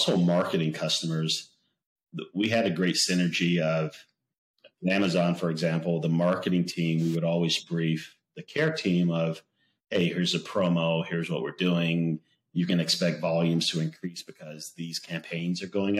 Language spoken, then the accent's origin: English; the South, United States; I grew up in the South